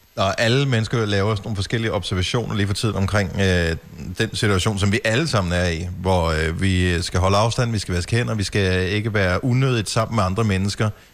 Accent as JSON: {"language": "Danish", "town": "Bogense", "region": "Southern Denmark", "country": "Denmark", "tie": "born or raised there", "moved": "yes", "said": "der, hvor jeg voksede op i Bogense"}